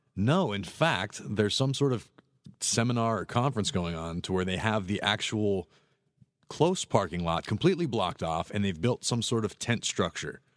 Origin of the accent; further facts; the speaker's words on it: Pittsburgh, Pennsylvania, United States; moved away as an adult; now in Florida, United States; I'm from Pittsburgh. I grew up in the cold